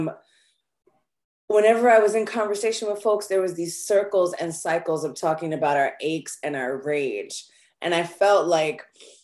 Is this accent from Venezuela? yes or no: no; New York, United States; I'm from New York. We do not come out of the womb joyful in New York